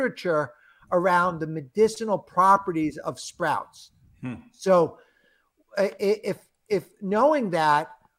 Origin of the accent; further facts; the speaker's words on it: New York, United States; I'm from New York.